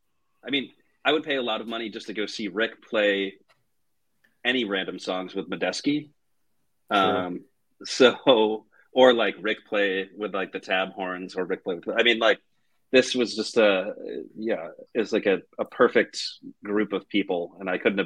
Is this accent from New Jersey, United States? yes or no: no; Connecticut, United States; now in Boston, United States; This venue is not too far from where I grew up in Connecticut